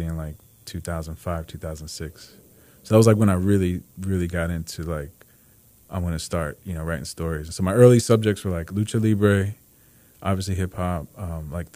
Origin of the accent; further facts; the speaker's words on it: New Jersey, United States; moved away as an adult; also born or lived in Los Angeles; I'm from New Jersey.